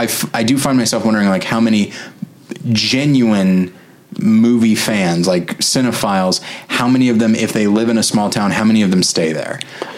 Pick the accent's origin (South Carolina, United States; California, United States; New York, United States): California, United States; Taft; moved away; Outside of Bakersfield.